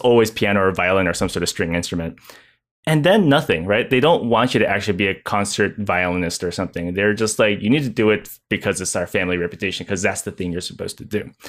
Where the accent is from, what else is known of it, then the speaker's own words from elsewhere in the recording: United States; I am Chinese American